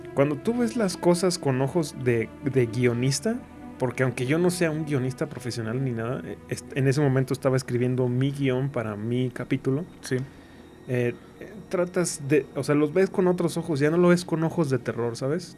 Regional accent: Irapuato, Guanajuato, Mexico; de aquí de Irapuato, de, de donde yo soy

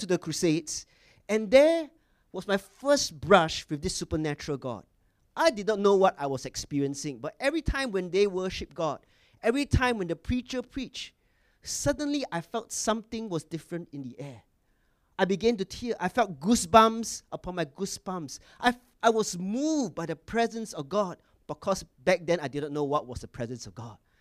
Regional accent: Singapore; I was born in Singapore, correct? And I wa- came from mission school in Singapore

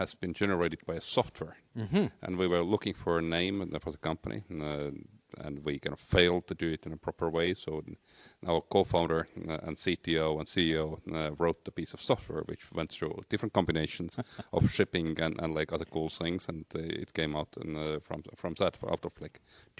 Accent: Estonia; English is a second language; Yeah, so that explains my strange accent.

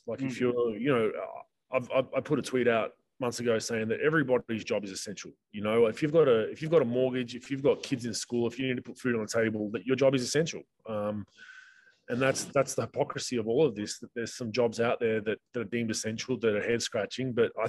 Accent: Queensland, Australia; I'm from Queensland. There's a lady that just had to go to a funeral in New South Wales. She can't get back to her house.

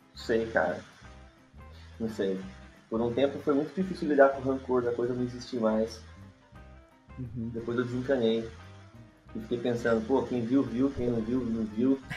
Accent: interior of São Paulo, Brazil; moved away; eu sou do interior de São Paulo

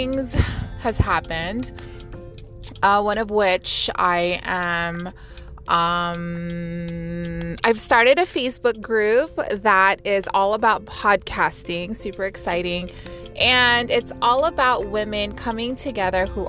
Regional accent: Las Vegas, Nevada, United States; we're from Las Vegas

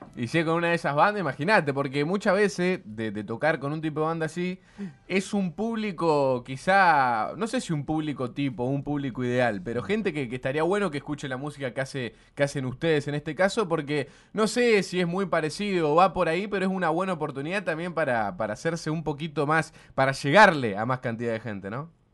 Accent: Santa Fe, Argentina; Somos humanos de Santa Fe

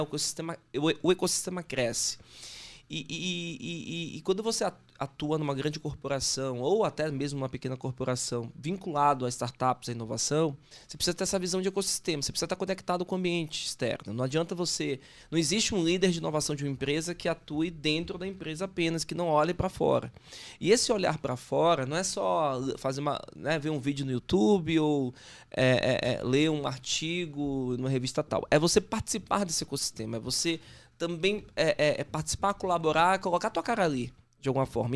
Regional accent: Salvador, Bahia, Brazil; now in São Paulo, Brazil; Eu sou baiano, dá pra perceber, de Salvador, né? E moro em São Paulo, né? Há um tempo já

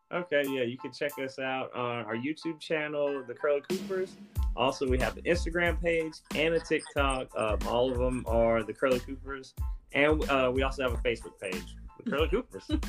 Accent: Columbus, Georgia, United States; Columbus, Georgia.

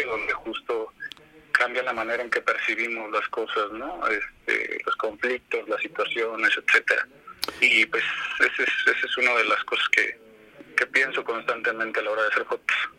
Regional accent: Zacatecas, Mexico; Soy originado de Zacatecas

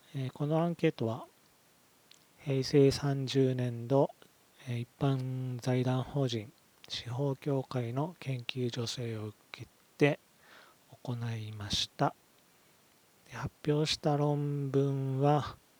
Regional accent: Okinawa, Japan; 私は地元の沖縄県で相続や事業承継の一つの選択肢として民信託に関する講座などをやっており

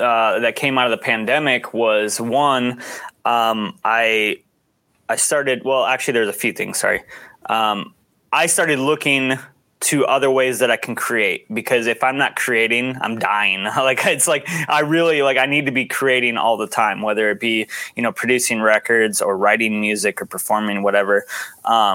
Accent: United States

